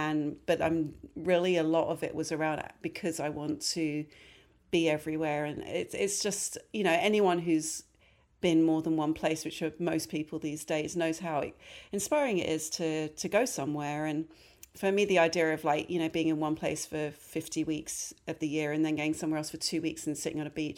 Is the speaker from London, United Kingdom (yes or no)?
yes; London, United Kingdom; now in New York, United States; Yes, I was. Yeah, I was born and raised in London.